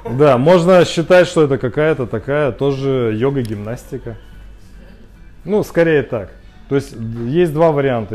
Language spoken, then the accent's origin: Russian; Khabarovsk, Khabarovsk Krai, Russia; Я сам из Хабаровска